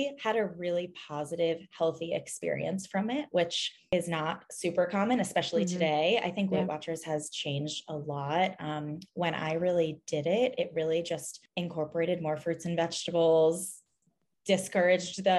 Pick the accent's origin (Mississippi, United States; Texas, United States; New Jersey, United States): New Jersey, United States; born and raised in New Jersey. I now live in Hoboken, New Jersey